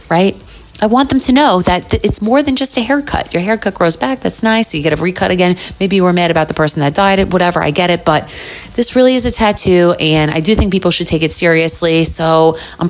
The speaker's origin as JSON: {"language": "English", "town": "New York City", "region": "New York", "country": "United States", "said": "I'm from New York. The more you get to know me, you'll probably hear it in my voice."}